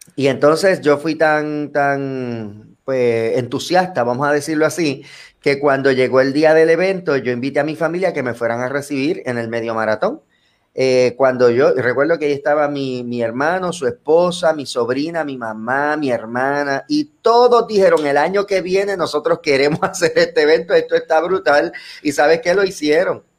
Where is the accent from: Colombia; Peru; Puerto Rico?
Puerto Rico; Bayamón; yo soy natural de Bayamón, aquí en Puerto Rico, del barrio Santa Olalla